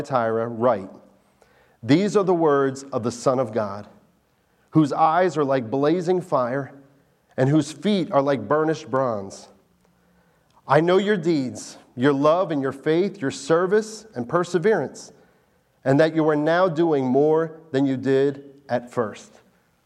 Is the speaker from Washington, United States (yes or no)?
no; New Jersey, United States; now in Delaware, United States; I was born in New Jersey